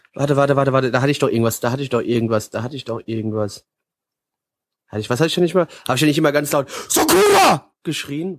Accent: Germany; Ich bin Deutscher, da rede ich auch Deutsch.

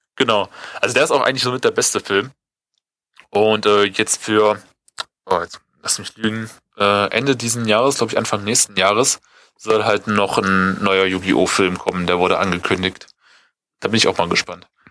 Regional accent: Germany; bei uns in Deutschland

